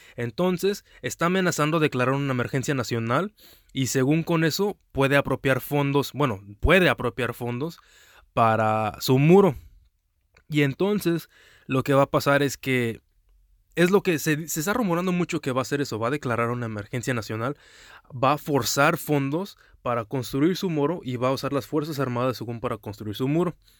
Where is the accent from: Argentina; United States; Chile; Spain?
United States; also born or lived in Mexico; now in Houston, United States; aquí ya otra vez en mi país nativo de los Estados Unidos, en Houston, Texas